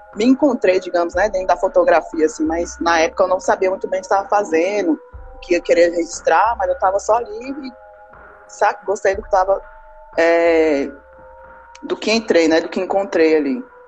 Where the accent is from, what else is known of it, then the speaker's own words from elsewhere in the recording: Ceilândia, Federal District, Brazil; Sou aqui do Distrito Federal, mas resido aqui na Ceilândia, né? Desde, o, desde que nasci